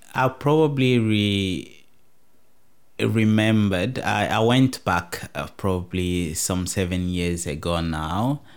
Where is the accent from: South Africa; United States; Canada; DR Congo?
DR Congo; now in Tasmania, Australia